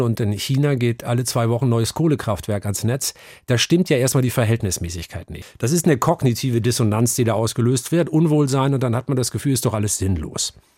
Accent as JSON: {"language": "German", "region": "Northern Germany", "country": "Germany", "tie": "born or raised there", "moved": "yes", "lives_now": "Hamburg, Germany", "said": "ich bin aufgewachsen in einem kleinen norddeutschen Dorf, in der norddeutschen Tiefebene, ein Dorf namens Aslamor"}